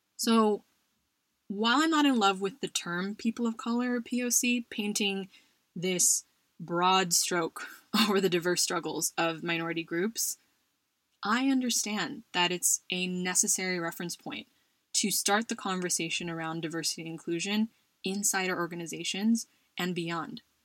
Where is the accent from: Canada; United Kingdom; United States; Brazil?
United States; now in Spain; someone who identifies as Asian American, Filipino American to be specific, and is also a minority as an immigrant in Spain